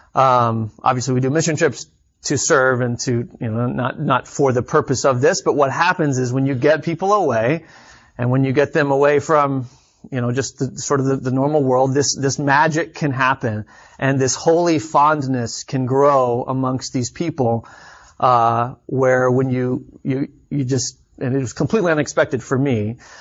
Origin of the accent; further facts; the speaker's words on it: Austin, Texas, United States; moved away as an adult; also born or lived in Chicago; I grew up in Austin, Texas, about three hours south of here, and then, um, moved to Chicago for college